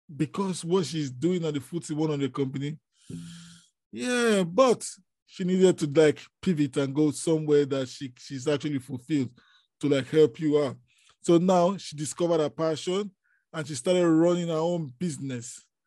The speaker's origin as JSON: {"language": "English", "country": "Nigeria", "said": "I am from Nigeria"}